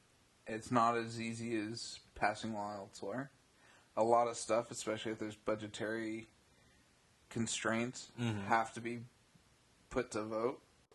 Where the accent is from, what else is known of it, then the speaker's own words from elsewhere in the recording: Bay Area, California, United States; also born or lived in Central Valley, California; coming from living in the Central Valley now, I grew up in the Bay Area.